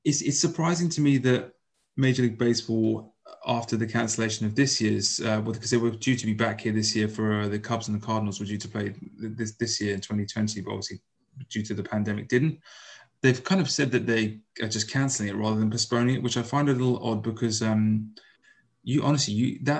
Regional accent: United Kingdom; as British baseball fans

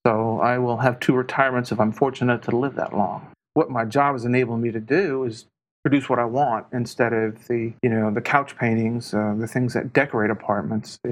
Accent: Houston, Texas, United States; I'm from Houston. Actually, I was born in St. Joseph Hospital, last of the baby boomers, in 1959

